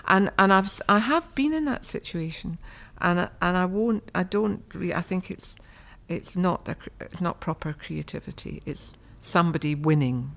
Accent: Markinch, Scotland, United Kingdom; a lady called Phoebe McCartney came to our village of Markinge

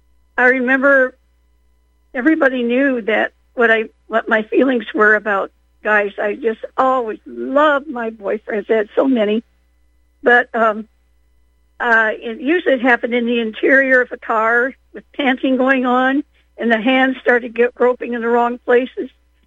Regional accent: South Bend, Indiana, United States; born there; No, I was born in South Bend, Indiana, almost on top of Notre Dame.

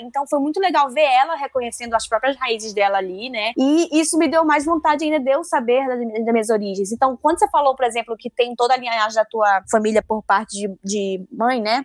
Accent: Manaus, Amazonas, Brazil; accent: do norte; Eu sou uma amazonense

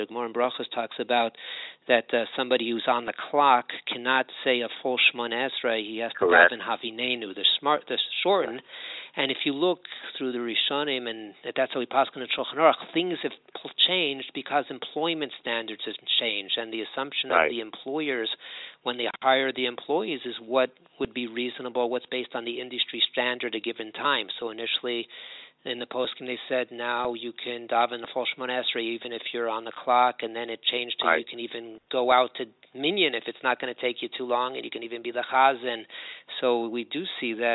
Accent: Los Angeles, California, United States; now in Jerusalem, Israel; I'm originally from Los Angeles

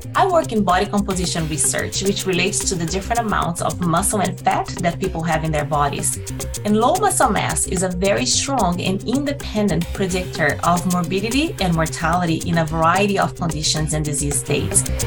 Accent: Brazil; English is a second language; moved away as an adult; now in Canada; I'm originally from Brazil

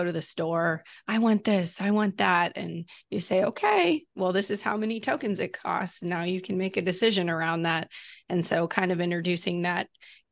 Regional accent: the South, United States; moved away; I'm from the South

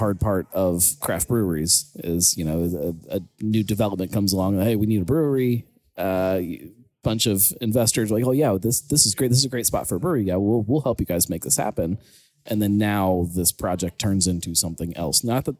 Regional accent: Cincinnati, Ohio, United States; also born or lived in West Virginia / Goshen, Ohio; I live in Fairfield. I mean, it's clearly not part of the city, but yet if you ask me where I'm from Cincinnati, like yeah. Part of Cincinnati.

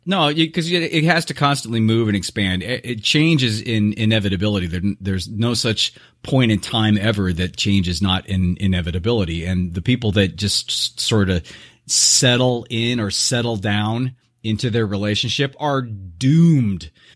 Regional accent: Southern California, United States; now in Scottsdale, United States; I was brought up in Southern California

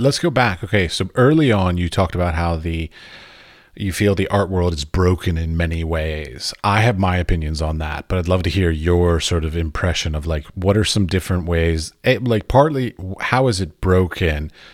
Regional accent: United States; I'm an American. And in America, when we, we were being raised

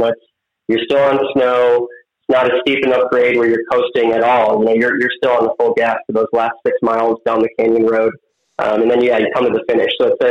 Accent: Lockport, Illinois, United States; moved away as an adult; also born or lived in Colorado / South Dakota; I grew up in Chicagoland area, town of Lockport, Illinois, about 40 minutes southwest of Chicago, right next to Joliet, Illinois. So grew up there, was in Illinois all the way through high school

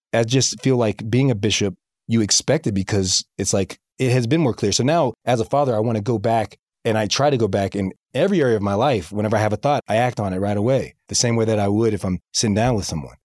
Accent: Tallahassee, Florida, United States; now in Springville, United States; I'm from the South

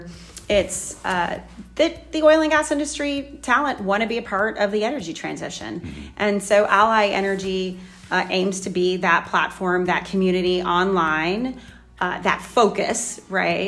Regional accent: Louisiana, United States; moved away; I'm a Cajun. I grew up in Louisiana

